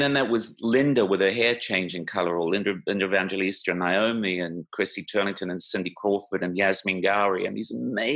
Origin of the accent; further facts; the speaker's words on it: Canada; I was from Canada